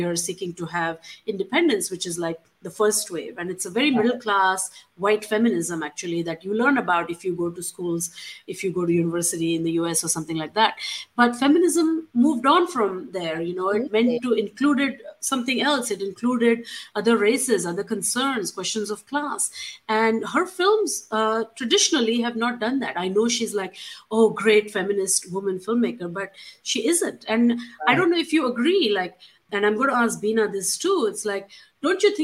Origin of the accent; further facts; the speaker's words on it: India; moved away; growing up in India